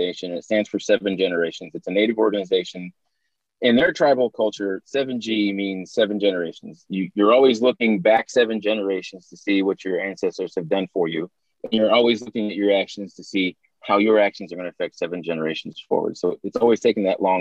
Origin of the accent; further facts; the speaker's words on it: Tahlequah, Oklahoma, United States; Tahlequah, my hometown